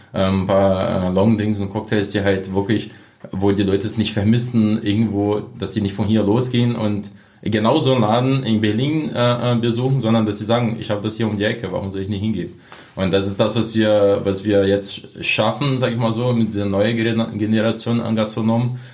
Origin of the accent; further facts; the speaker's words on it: Brazil; German is a second language; moved away as an adult; now in Cottbus, Germany; meine Heimat Brasilien, das bleibt auch. Ich bin ja immer noch Brasilianer